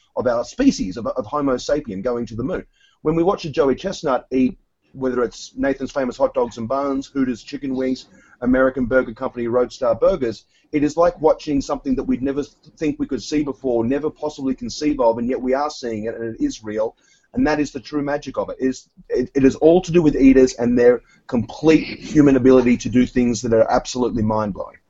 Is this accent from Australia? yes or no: yes; Australia; moved away as an adult; also born or lived in New York City; now in United States; I was uh, born and raised in Australia